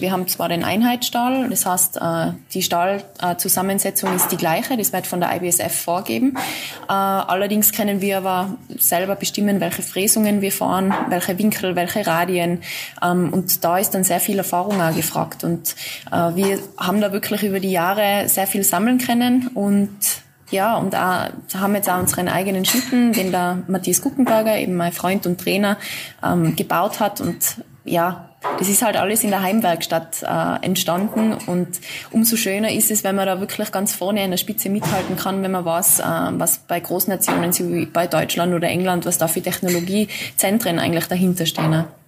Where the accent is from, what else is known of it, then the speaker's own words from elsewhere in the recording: Austria; bei uns in Österreich